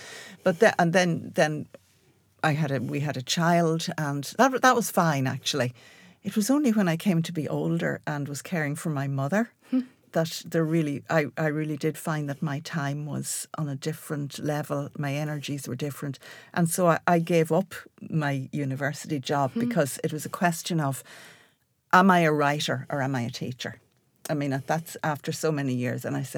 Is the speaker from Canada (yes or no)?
no; Ireland; the response to even being Irish when you go over there is extraordinary, isn't it?